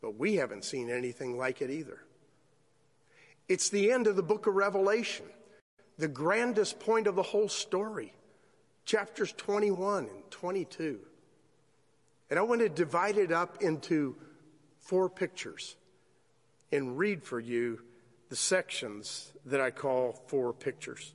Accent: South Florida, United States; I was raised in South Florida

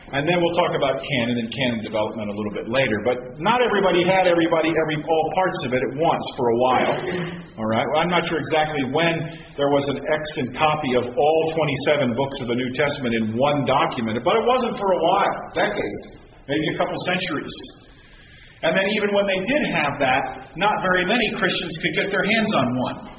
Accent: United States; I'm an American

